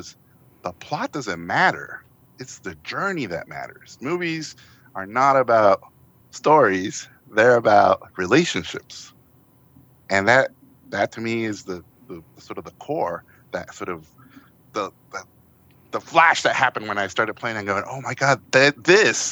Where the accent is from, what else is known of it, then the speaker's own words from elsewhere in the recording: Tijuana, Baja California, Mexico; English is a second language; moved away; I grew up in the border in Tijuana